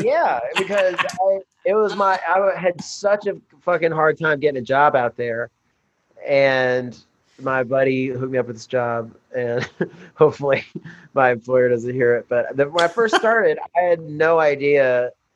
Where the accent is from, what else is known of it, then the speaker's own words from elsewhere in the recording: Birmingham, Alabama, United States; also born or lived in Nashville, Tennessee; now in Los Angeles, United States; I was raised in Birmingham